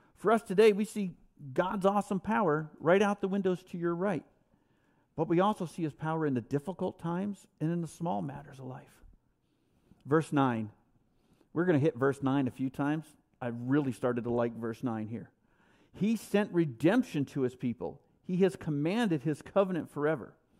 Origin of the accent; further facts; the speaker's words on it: New York, United States; I'm a New Yorker